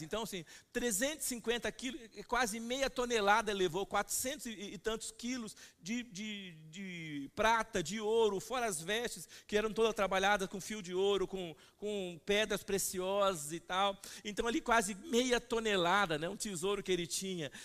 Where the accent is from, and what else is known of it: Brazil